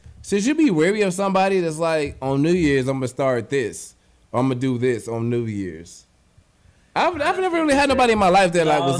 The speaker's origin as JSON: {"language": "English", "town": "Memphis", "region": "Tennessee", "country": "United States", "tie": "born or raised there", "also_born_or_lived": "Chicago", "said": "I was born in Chicago, but I was raised in Memphis."}